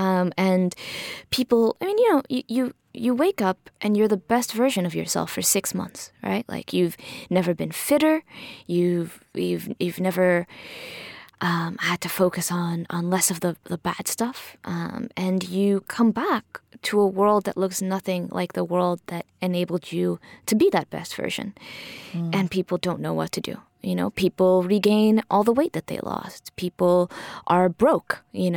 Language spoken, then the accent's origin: English; Miami, Florida, United States; I grew up in Miami